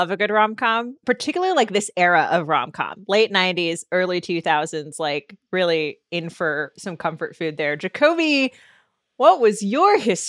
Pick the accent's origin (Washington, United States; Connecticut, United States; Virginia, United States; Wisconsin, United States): Washington, United States; Seattle; I'm from Seattle. I'm on the other side of the country.